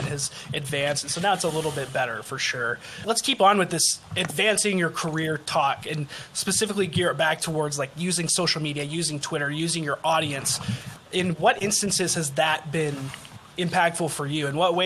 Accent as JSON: {"language": "English", "region": "Utah", "country": "United States", "said": "I'm from Utah"}